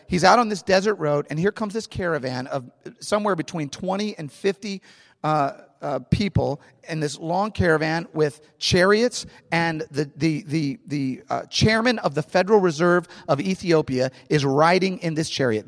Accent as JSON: {"language": "English", "town": "St. Louis", "region": "Missouri", "country": "United States", "tie": "born or raised there", "said": "I am from St. Louis. I love St. Louis. I'm a St. Louis guy. I grew up in St. Louis."}